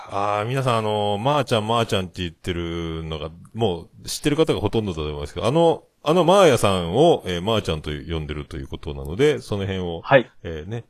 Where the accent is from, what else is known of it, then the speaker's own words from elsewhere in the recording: Kyushu, Japan; 九州人だからかな